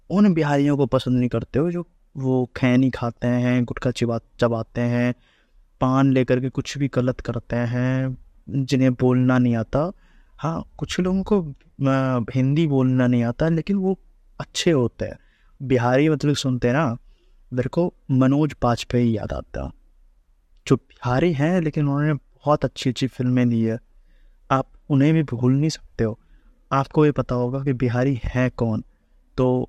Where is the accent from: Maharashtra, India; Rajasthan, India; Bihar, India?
Bihar, India; Mithila; मैं मिथिला से आता हूँ